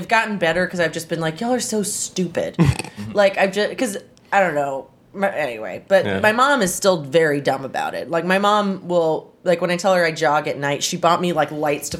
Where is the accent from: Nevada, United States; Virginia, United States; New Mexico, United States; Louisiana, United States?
Louisiana, United States; New Orleans; They think I'm from Shreveport because I talk about Shreveport all the time in my jokes, and I'm like, no, I'm from here.